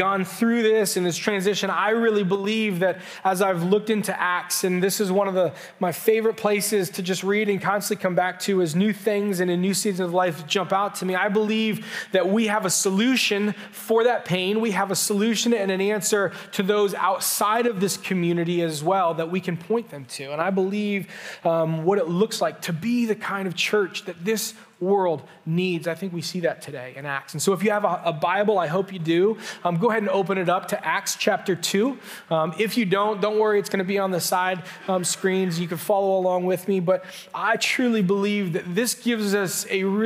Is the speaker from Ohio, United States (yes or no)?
yes; Canton, Ohio, United States; also born or lived in southwestern Pennsylvania; I grew up just down in Canton, grew up there my whole life